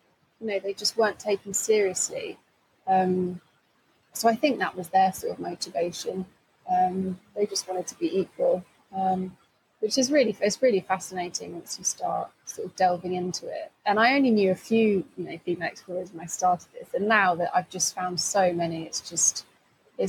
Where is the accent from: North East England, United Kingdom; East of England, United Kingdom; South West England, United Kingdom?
East of England, United Kingdom; Essex; a girl growing up in Essex